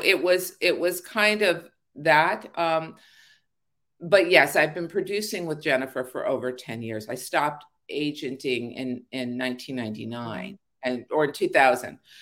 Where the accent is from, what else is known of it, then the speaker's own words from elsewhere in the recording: Los Angeles, California, United States; also born or lived in Arleta / Sepulveda / Northridge; I was born in Pacoima